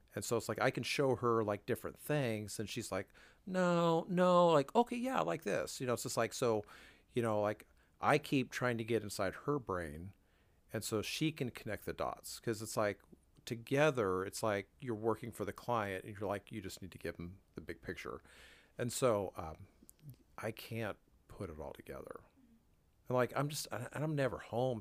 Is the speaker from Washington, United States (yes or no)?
yes; Washington, United States; now in Wichita, United States; I grew up in Washington State